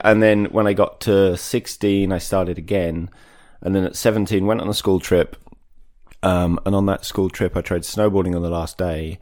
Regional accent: Maidstone, South East England, United Kingdom; also born or lived in Wales; I'm from Maidstone in Kent so about an hour southeast of London. Mm-hmm. I was brought up there, spent a bunch of time in Wales growing up

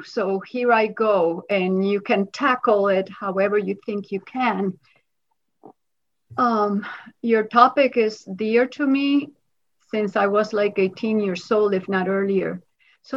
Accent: Dominican Republic; also born or lived in New York City, United States / Pennsylvania, United States; now in United States; I grew up in the Dominican Republic. I was born in New York City

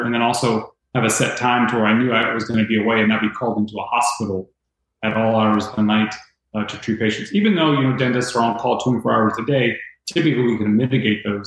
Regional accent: Tampa, Florida, United States; Growing up in Tampa, mom and dad, Cuban descent

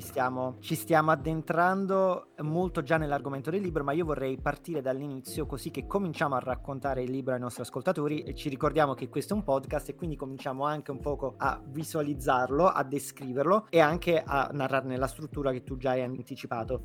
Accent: Naples, Campania, Italy; proprio da napoletano

